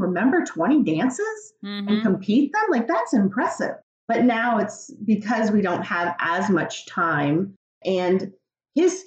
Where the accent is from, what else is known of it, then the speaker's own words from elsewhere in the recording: Virginia, United States; moved away as an adult; I'm from Virginia. I had never left Virginia.